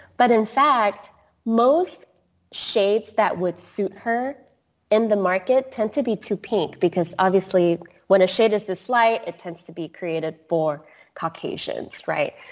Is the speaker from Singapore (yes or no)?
yes; Singapore; I grew up in Singapore.